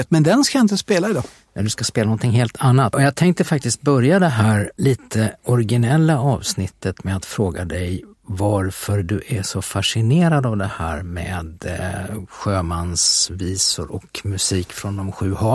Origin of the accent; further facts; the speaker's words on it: Västervik, Kalmar County, Sweden; jag minns ju också det där som jag är uppvuxen i Västervik där det fanns något som hette Visfestivalen